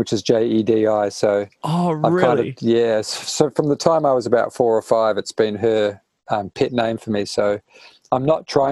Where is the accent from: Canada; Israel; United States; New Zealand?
New Zealand; Taihape, Manawatū-Whanganui; now in Kapiti Coast, New Zealand; I grew up in Taihepi on a sheep farm